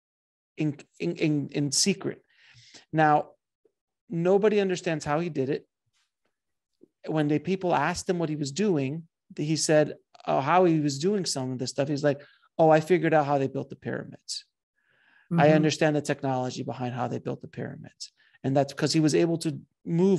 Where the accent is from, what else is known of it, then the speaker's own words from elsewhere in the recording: South Florida, United States; I'm from South Florida.